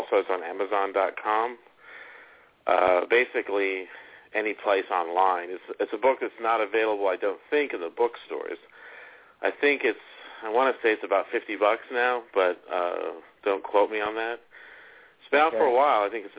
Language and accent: English; Kingsport, Tennessee, United States; born there; I was born in Kingsport, Tennessee, and I've been a history fanatic ever since then.